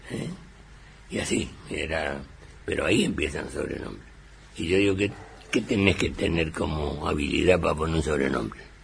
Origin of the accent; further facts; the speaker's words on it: Villa Ángela, Chaco, Argentina; en mi pueblo, en Villangel, que es tercera ciudad del Chaco